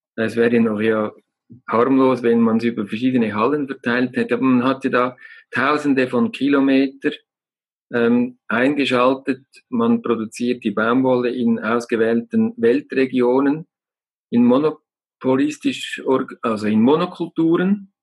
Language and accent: German; Lake Zurich, Switzerland; now in Glarus, Switzerland; Ich bin äh, in einer gesunden, glücklichen Umgebung aufgewachsen ähm, am Zürichsee